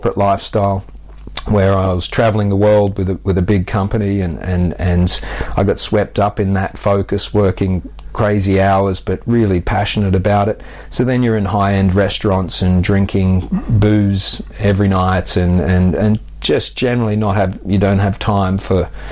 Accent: Australia; moved away as an adult; now in United Kingdom; I grew up active on the Australian beaches

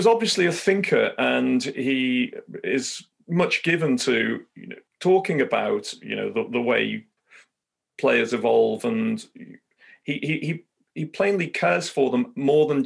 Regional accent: Liverpool, North West England, United Kingdom; my life growing up in Highton in Liverpool, playing football

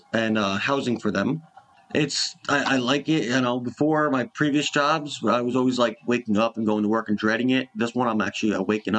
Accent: New Jersey, United States; also born or lived in Bronx, New York; now in New York, United States; I am originally from New Jersey, and I now live in New York in the Bronx.

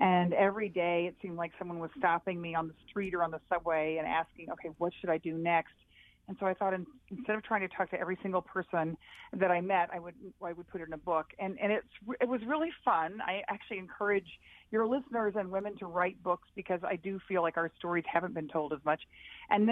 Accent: Texas, United States; when I was growing up in Texas

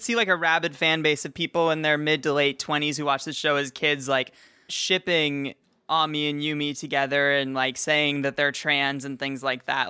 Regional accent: United States; I'm from Washington and we just blur all of our words

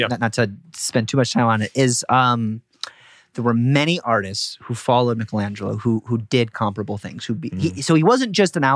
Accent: Chicago, Illinois, United States; but, you know, like I'm, I'm from Chicago

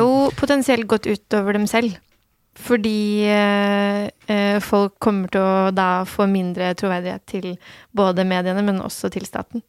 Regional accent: Norway; also born or lived in Turkey / Iran (ancestry); Jeg ble født i Tyrkia og kom til Norge da noen måneder gammel. Mm. Eh, og har bodd eh, her siden

